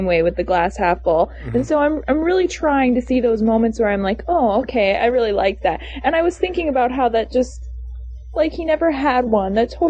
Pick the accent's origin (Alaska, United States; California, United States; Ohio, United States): California, United States; now in Wisconsin, United States; I grew up in California